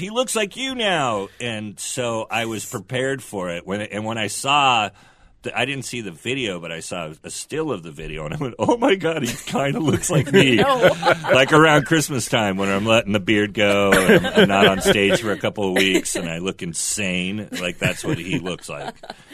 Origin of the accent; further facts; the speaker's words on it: Bay Area, California, United States; I grew up in the Bay Area